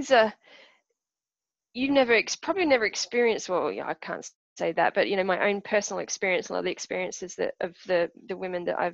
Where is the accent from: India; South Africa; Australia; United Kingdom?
Australia; also born or lived in Perth / Brisbane; I'm Australian